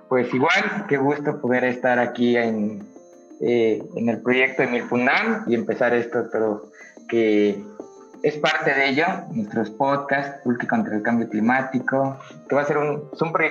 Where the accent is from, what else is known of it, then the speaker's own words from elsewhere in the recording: Mexico City, Mexico; ciencia política, en la, Universidad Autónoma Metropolitana, en la Universidad de Iztapalapa, soy de Xochimilco.